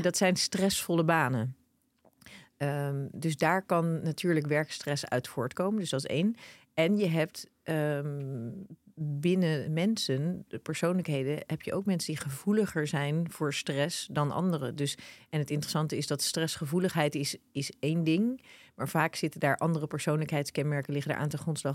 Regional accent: Netherlands; wij als Nederlanders

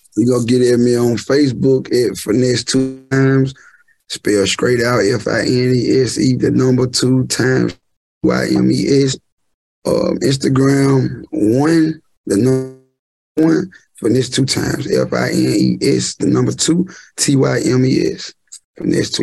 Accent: Memphis, Tennessee, United States; moved away as an adult; now in Houston, United States; I'm from Memphis

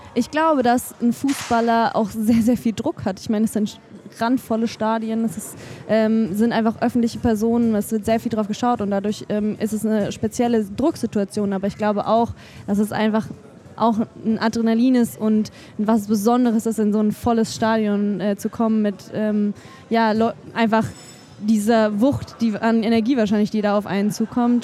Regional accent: Germany; das ist mein Heimatland

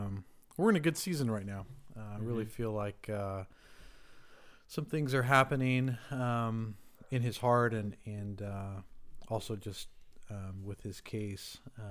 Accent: Rancho Cucamonga, California, United States; Rancho Cucamonga. Really? Wow. Yeah, born and raised.

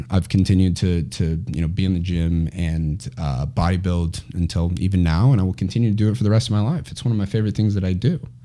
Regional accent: Chandler, Arizona, United States; I grew up in Chandler, Arizona, which is where I am right now

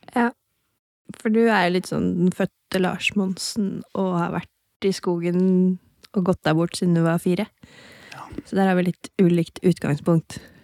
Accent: Hokksund, Buskerud, Norway; Jeg er fra Hokksund

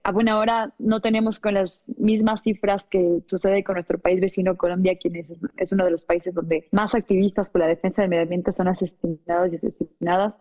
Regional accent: Quito, Pichincha, Ecuador; yo soy de Quito, la capital del, del Ecuador

